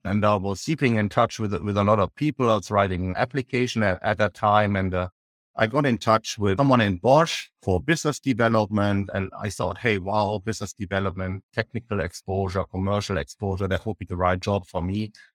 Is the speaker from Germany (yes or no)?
yes; Düsseldorf, North Rhine-Westphalia, Germany; in Düsseldorf, uh, my hometown where I grew up.